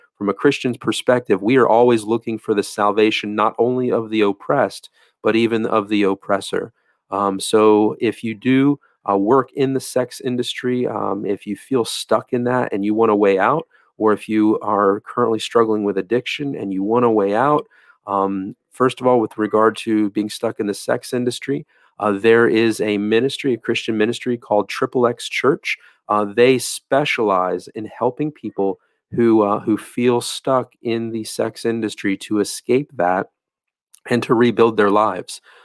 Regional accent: Florida, United States; in the state of Florida, uh, my home state

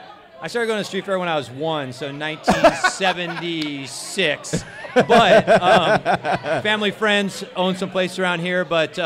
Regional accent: Orange, California, United States; I live in Orange. I was born in Orange

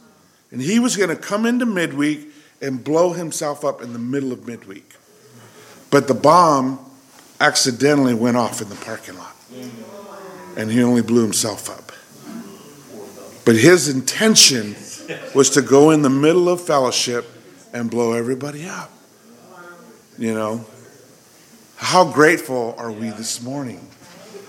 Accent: California, United States; I grew up poor in California

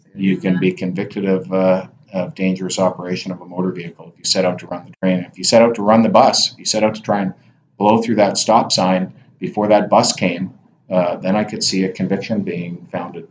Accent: Alberta, Canada; Alberta, and I grew up in Alberta

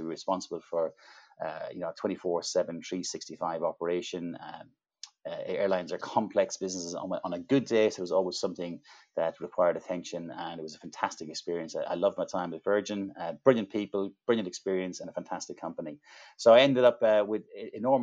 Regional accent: Ireland; accent: Irish; I'm Irish, and I grew up in a small rural town in Ireland many, many years ago

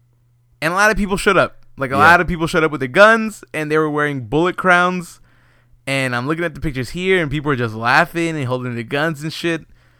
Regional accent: Texas, United States; We're from Texas.

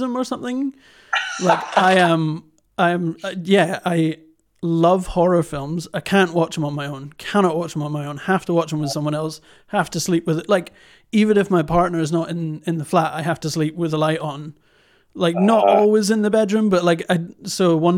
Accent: Fife Coast, Scotland, United Kingdom; I grew up in the Fife Coast

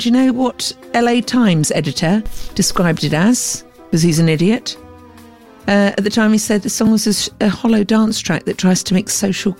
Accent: Scotland, United Kingdom; I'm Scottish

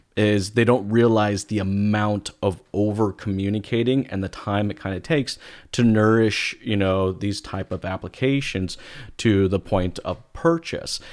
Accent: United States; moved away as an adult; now in Canada; I am an American. I've been in Canada for the last, you know, twelve years now

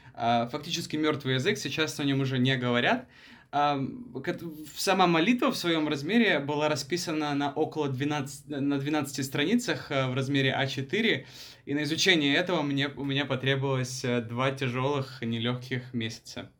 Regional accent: Ukraine; moved away as an adult; also born or lived in Thailand; now in Bangkok, Thailand; Сам я родом из Таиланда, в том плане, что я родился здесь, но вырос в Украине. А, приехал я в Таиланд в возрасте 18 лет.

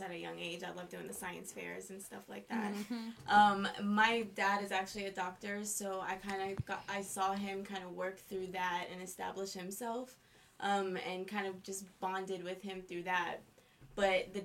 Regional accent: New York City, New York, United States; I grew up in Brooklyn, New York

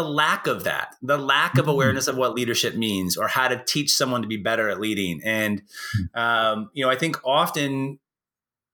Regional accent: Portland, United States; also born or lived in San Jose / Staten Island / Tokyo, Japan / Perth, Australia; now in Bend, Oregon, United States; I grew up in Portland

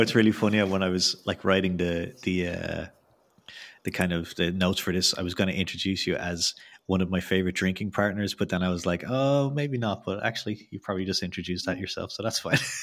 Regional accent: Ireland; I'm from Ireland

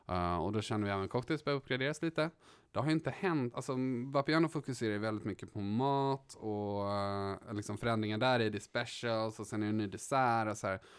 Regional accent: Stockholm, Stockholm County, Sweden; Uppvuxen här i Stockholm på Östermalm.

